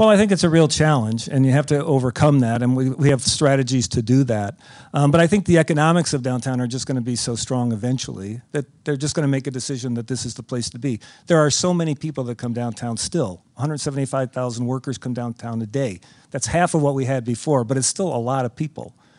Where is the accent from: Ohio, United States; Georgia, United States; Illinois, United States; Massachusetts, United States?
Illinois, United States; Chicago; we're all from Chicagoland. We're all very proud of our city